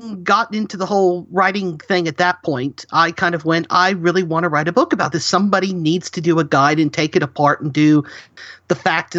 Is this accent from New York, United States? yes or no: no; Huntsville, Alabama, United States; I was born and raised in the Huntsville, Alabama area, so we're home to the Marshall Space Flight Center and the U.S. Space and Rocket Center.